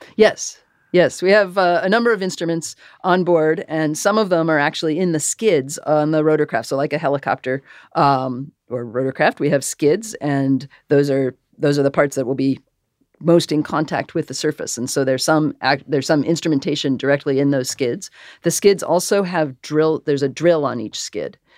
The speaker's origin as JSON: {"language": "English", "region": "Massachusetts", "country": "United States", "tie": "born or raised there", "said": "I grew up in Massachusetts"}